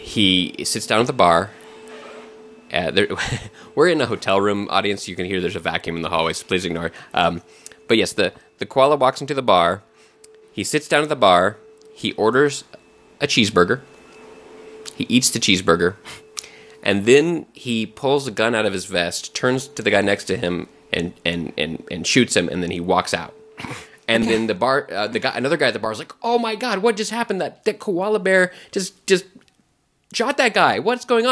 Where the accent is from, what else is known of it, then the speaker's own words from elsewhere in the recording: Texas, United States; I grew up in Texas, and I had a lot of fried okra as a kid